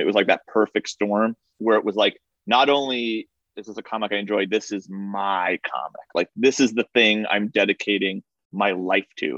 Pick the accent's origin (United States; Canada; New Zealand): United States; Somers, New York; I grew up in Somers